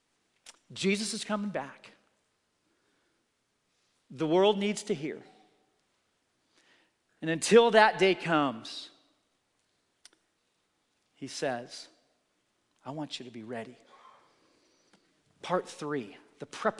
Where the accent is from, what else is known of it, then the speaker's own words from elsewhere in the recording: Oregon, United States; growing up in Oregon